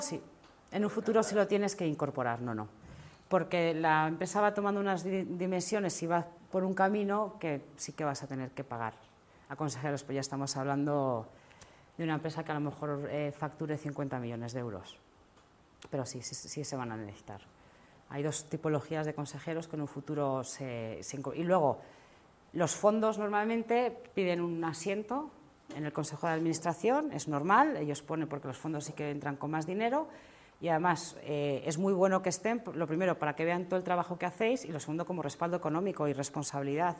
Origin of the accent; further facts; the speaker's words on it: Spain; yo soy una emprendedora española